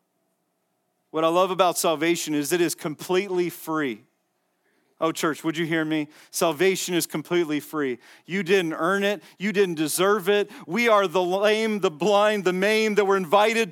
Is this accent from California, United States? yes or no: no; Las Vegas, Nevada, United States; I'm from Vegas